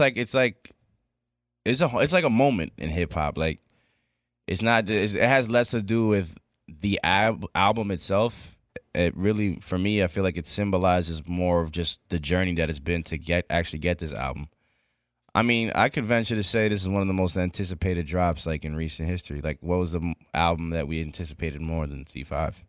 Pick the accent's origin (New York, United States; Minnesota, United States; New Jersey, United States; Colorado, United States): New York, United States; as a New Yorker